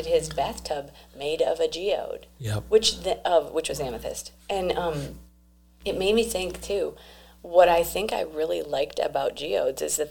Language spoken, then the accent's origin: English; Minnesota, United States; I was raised in Minnesota, where I had grandparents who lived in Brazil.